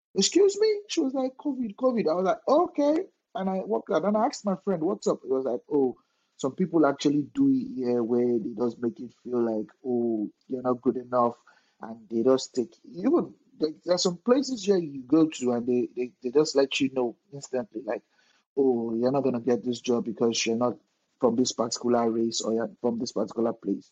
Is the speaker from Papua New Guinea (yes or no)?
no; Lagos, Nigeria; moved away as an adult; also born or lived in Ede, Nigeria; now in Canada; I'm from Lagos